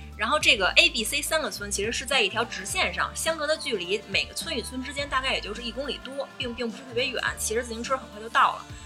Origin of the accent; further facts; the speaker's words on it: Beijing, China; 我其实是就是土生土长的石景山人，我从小在石景山出生，长大上学